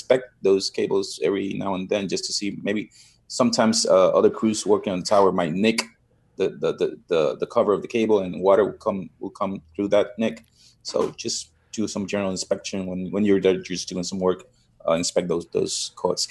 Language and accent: English; San Juan, Puerto Rico; Born and raised in San Juan